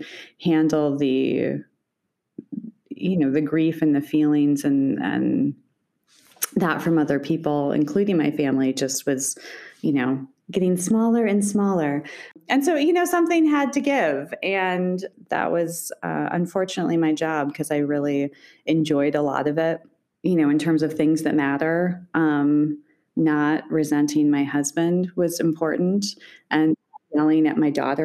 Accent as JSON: {"language": "English", "town": "Iowa City", "region": "Iowa", "country": "United States", "tie": "born or raised there", "also_born_or_lived": "Boston", "said": "I was born in Iowa City. My parents still live in the house I grew up in."}